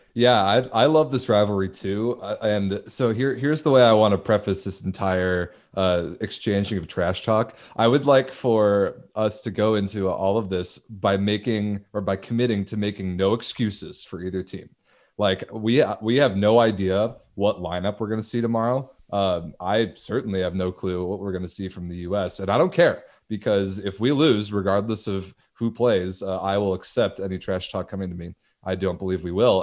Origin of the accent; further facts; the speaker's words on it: suburbs of Chicago, Illinois, United States; my home city, or this, rather, the suburbs of Chicago